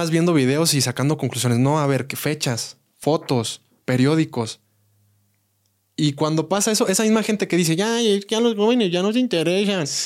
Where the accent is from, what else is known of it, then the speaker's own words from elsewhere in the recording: Querétaro, Mexico; Yo de Querétaro. Querétaro es, parte de México.